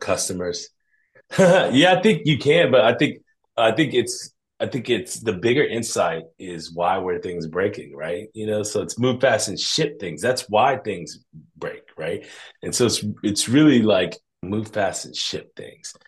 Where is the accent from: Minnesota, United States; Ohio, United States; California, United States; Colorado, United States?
Ohio, United States; Columbus; being from Columbus, Ohio